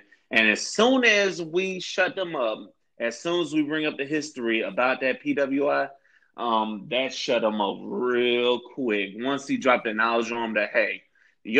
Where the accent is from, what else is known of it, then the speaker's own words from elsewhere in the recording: St. Petersburg, Florida, United States; my hometown of St. Petersburg, Florida